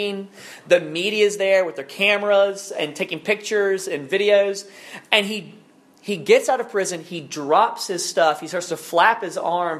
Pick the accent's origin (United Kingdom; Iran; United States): United States; Alabama; my home state of Alabama. I'm like a sixth generation Alabamian at this point. And it was a different take on Alabama than I grew up